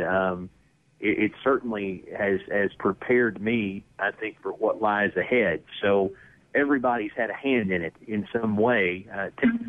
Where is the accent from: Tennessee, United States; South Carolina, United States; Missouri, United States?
Tennessee, United States; East; moved away; where I grew up in East Tennessee